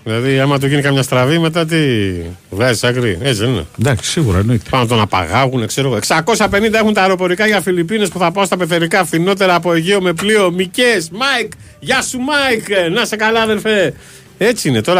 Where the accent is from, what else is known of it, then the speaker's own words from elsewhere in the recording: southern Greece, Greece; Και εμεί είμαστε που είμαστε από Νότια Ελλάδα μέχρι να φτάσουμε στη Θάσο